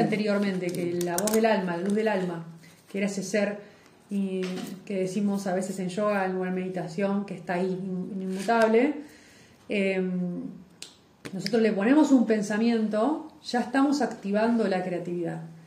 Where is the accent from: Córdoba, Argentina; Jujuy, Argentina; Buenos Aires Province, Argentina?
Buenos Aires Province, Argentina; Lobos; moved away; yo soy de Lobos, que ahora estoy transportada en otro, lugar